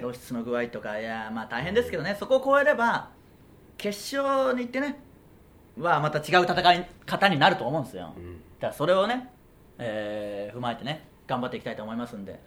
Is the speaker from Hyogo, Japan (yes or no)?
no; Okayama, Japan; moved away as an adult; now in Tokyo, Japan; 僕らの地元の岡山県